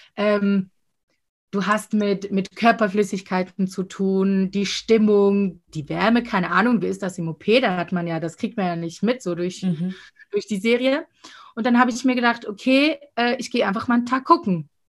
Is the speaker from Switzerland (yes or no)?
yes; Winterthur, Zurich, Switzerland; ich komme aus Winterthur